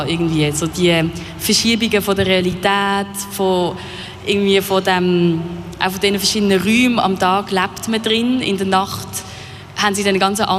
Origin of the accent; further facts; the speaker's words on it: Basel, Basel-Stadt, Switzerland; also ich komme aus Basel, wie man vielleicht hört